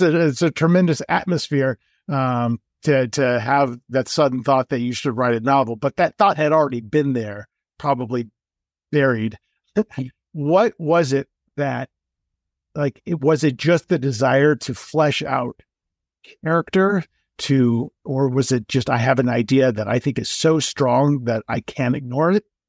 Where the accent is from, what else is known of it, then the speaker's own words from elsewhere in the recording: Los Angeles, California, United States; moved away as an adult; also born or lived in New York; now in Colorado, United States; I grew up, uh, in Los Angeles and I left in eighty-eight to go to New York for school